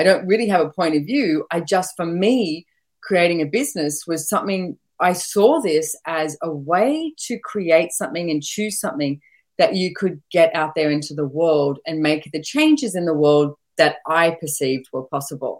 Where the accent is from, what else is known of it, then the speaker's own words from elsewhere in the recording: Sydney, New South Wales, Australia; moved away as an adult; I was born and bred in Sydney